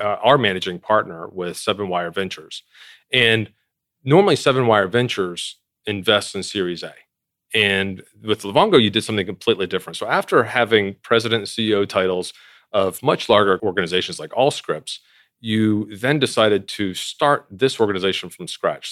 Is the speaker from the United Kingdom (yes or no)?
no; East Coast, United States; we're both from the East Coast